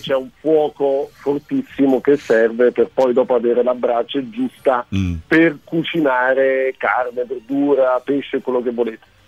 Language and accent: Italian; Germany; lo dico da tedesco